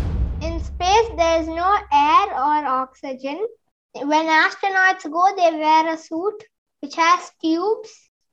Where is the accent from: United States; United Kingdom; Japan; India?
India; Bangalore, Karnataka; I am from Bangalore in India.